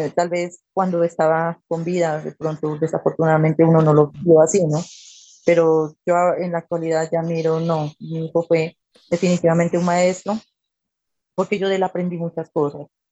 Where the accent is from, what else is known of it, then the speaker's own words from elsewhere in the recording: Pasto, Nariño, Colombia; soy de la ciudad de Pasto